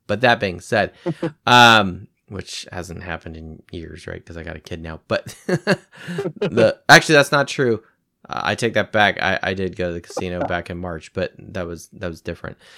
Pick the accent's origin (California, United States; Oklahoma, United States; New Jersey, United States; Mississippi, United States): California, United States; moved away; I'm originally from the West Coast. I'm from California